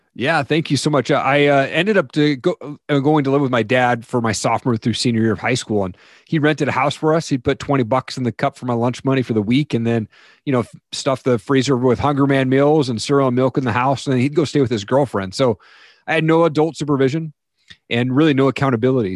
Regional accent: Eastern Washington, United States; I grew up in Eastern Washington, a typical household

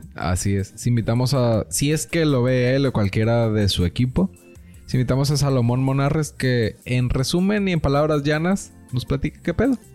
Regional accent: Mexico; como mexicanos

